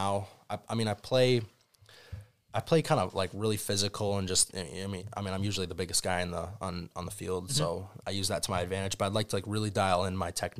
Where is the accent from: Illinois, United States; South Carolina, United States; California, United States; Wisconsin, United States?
Wisconsin, United States; Madison; I've always been a kind of around Madison and growing up in that culture